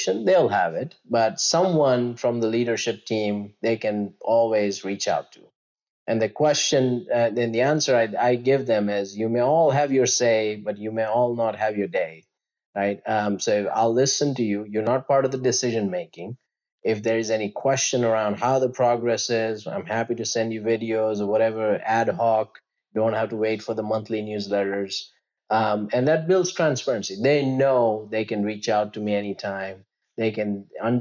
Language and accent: English; Gujarat, India; moved away; I grew up in a state called Gujarat, which is like the western tip of India